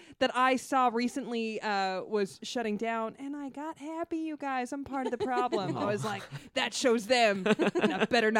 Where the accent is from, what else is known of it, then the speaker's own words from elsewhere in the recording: Los Angeles, California, United States; after my parents got divorced when I was 4, we grew up in North Hollywood.